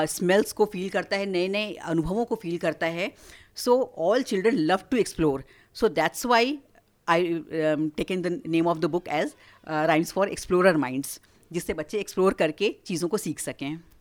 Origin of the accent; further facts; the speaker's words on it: Varanasi, Uttar Pradesh, India; moved away as an adult; now in Noida, India; मेरा जन्म हुआ है वाराणसी में मैं काशी से हूँ और वहीं पर मैंने अपनी सारी शिक्षा भी पूरी की है